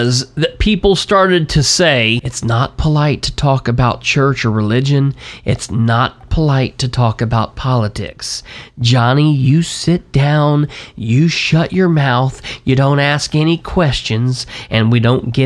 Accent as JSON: {"language": "English", "country": "United States", "said": "as an American"}